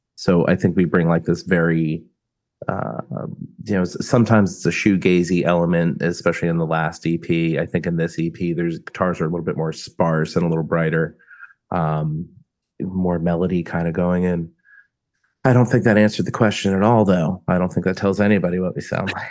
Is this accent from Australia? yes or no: no; South Florida, United States; We're from South Florida.